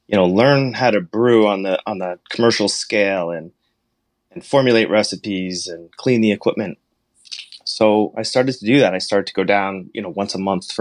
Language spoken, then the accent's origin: English; Hanover, New Hampshire, United States; moved away; also born or lived in Montclair, New Jersey; I grew up in Hanover, New Hampshire